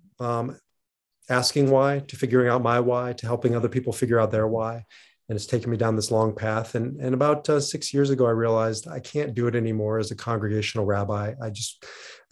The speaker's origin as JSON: {"language": "English", "town": "Omaha", "region": "Nebraska", "country": "United States", "tie": "born or raised there", "moved": "yes", "lives_now": "Denver, United States", "said": "grew up in Omaha, Nebraska. It's where I'm currently broadcasting from, visiting my mom. I now reside in Denver"}